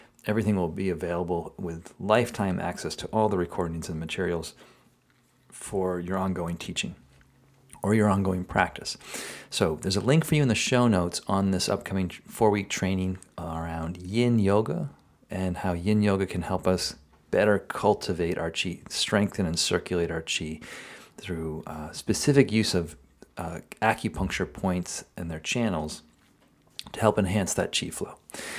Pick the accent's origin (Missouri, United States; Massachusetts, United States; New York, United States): Massachusetts, United States; Marshfield; So she grew up in Quincy, Massachusetts, and I grew up in Marshfield.